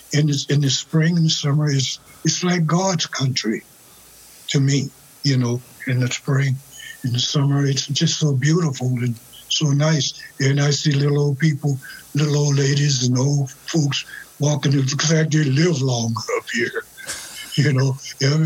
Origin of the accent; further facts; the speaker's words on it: Louisiana, United States; moved away as an adult; also born or lived in New Orleans, Louisiana; now in Minnesota, United States; I'm from a little town about 40 miles west of New Orleans